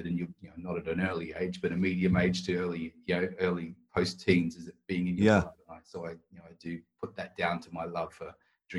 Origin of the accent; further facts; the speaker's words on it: Queensland, Australia; moved away as an adult; now in England, United Kingdom; I obviously grew up on 4X because I'm from Queensland.